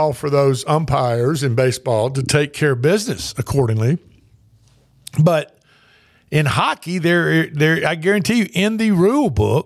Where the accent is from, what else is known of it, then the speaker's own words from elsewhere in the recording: the South, United States; I'm a Southerner